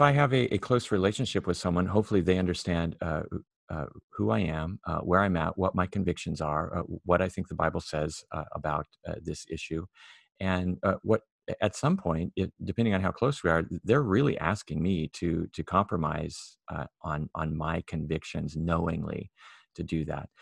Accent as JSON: {"language": "English", "town": "Myrtle Point", "region": "Oregon", "country": "United States", "tie": "born or raised there", "said": "I grew up in Myrtle Point"}